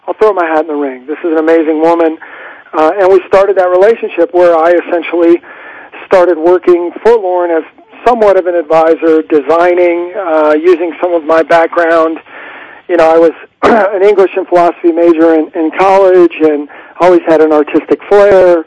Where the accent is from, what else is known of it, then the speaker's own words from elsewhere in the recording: Midwest, United States; moved away; I'm from the Midwest